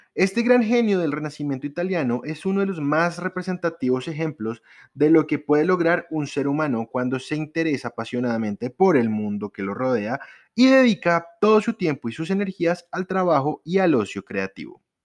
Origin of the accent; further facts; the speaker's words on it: Colombia; los colombianos, los que estamos aquí en Colombia, los que somos colombianos